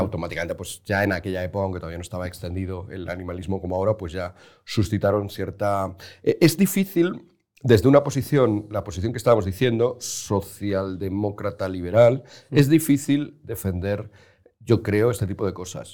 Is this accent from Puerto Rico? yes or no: no; Spain; como español, como mediterráneo, como latino, como católico